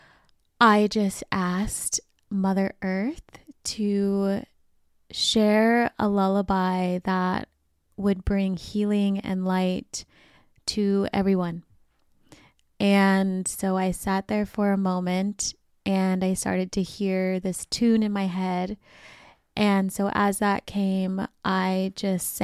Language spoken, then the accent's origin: English; Sacramento, California, United States; my hometown of Sacramento